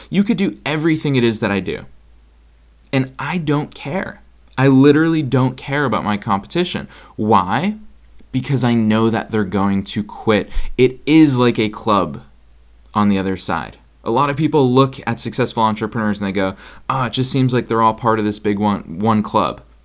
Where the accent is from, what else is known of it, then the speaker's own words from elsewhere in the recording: Boston, Massachusetts, United States; moved away; I'm actually recording from Boston, Massachusetts, which is where I grew up